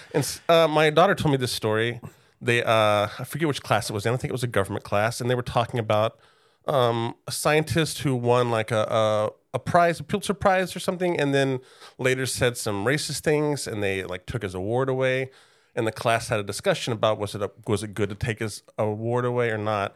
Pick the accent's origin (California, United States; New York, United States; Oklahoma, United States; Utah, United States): Oklahoma, United States; Oklahoma City; I grew up in Oklahoma City